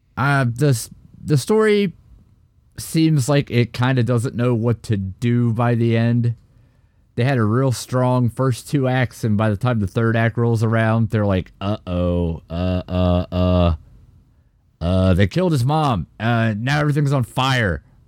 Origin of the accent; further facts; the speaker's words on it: United States; as an American